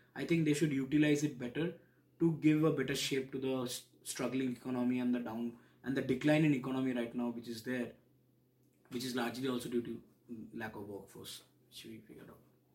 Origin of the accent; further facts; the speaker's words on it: India; moved away as an adult; now in Cardiff, United Kingdom; I'm from India. I stayed there all my life. That is approximately now 30 odd years before coming to UK.